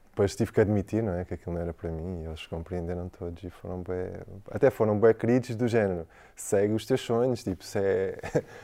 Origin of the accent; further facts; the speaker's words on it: Algarve, Portugal; moved away; Eu saí do Algarve cedo. Eu saí do Algarve, deixei a minha mãe cedo.